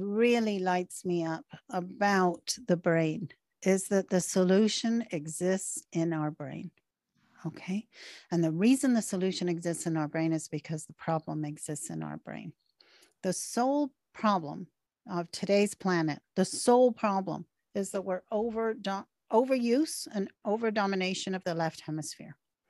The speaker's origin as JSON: {"language": "English", "country": "Canada", "said": "I'm Canadian. Canadians have different patterns than we're seeing in America, right?"}